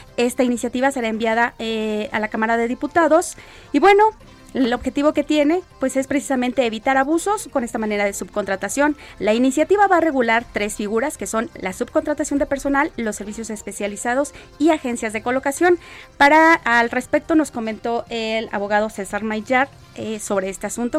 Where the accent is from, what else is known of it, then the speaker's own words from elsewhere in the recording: Coatzacoalcos, Veracruz, Mexico; moved away; Extraño mi tierra, extraño Coaxacualcos. Es una ciudad maravillosa. Sus habitantes son alegres, dicharacheros, pues divertidos como somos los veracruzanos